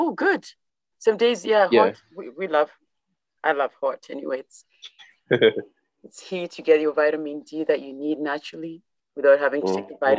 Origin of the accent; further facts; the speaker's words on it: Kenya; now in Canada; back home, I know growing up in Kenya